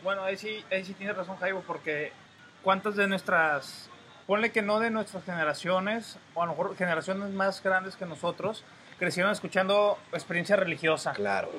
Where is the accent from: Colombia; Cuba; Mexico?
Mexico; Tampico, Madero and Altamira, Tamaulipas; somos los habitantes de Tampico, Madero y Altamira